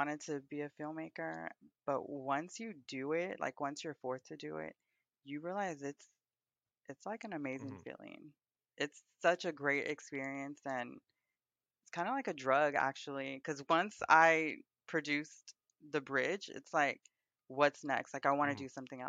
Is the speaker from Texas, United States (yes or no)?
yes; Houston, Texas, United States; I grew up in Houston in the Easton District, which is very predominantly a Hispanic community